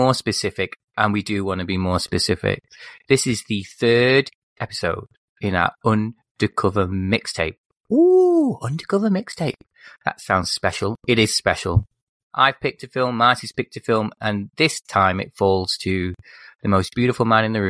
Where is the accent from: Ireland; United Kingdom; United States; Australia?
United Kingdom; England; as an English person, growing up over here in England